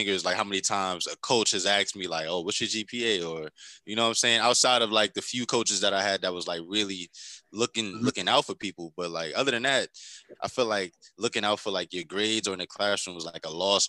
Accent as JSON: {"language": "English", "town": "New York City", "region": "New York", "country": "United States", "tie": "born or raised there", "said": "I grew up in New York City."}